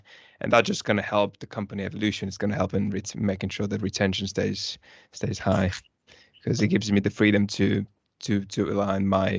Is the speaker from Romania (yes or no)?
yes; Romania; now in United Kingdom; I'm from Romania and my parents are still in Romania.